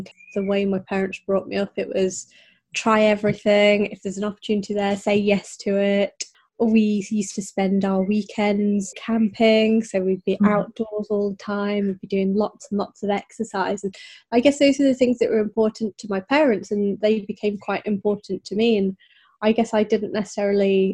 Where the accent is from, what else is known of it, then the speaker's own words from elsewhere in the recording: Yorkshire and the Humber, United Kingdom; I grew up in North Yorkshire